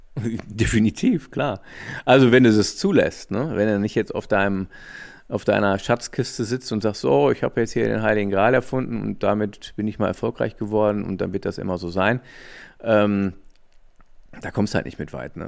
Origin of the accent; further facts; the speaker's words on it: Ruhr area, North Rhine-Westphalia, Germany; Ich komme aus dem Ruhrgebiet, aber war halt oft in Düsseldorf